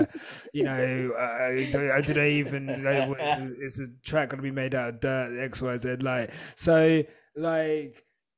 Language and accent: English; Zimbabwe; also born or lived in South Africa; I'm from Zimbabwe, okay?